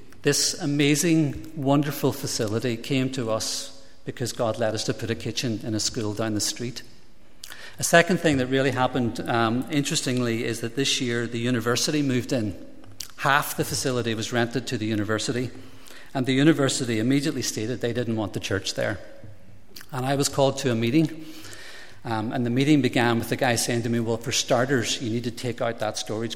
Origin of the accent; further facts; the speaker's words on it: Derry, Northern Ireland, United Kingdom; I grew up in Shantallow in Derry in a nationalist-involved family